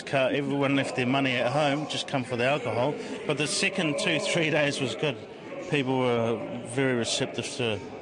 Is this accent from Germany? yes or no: no; New Zealand; born in my own country, which we happen to be here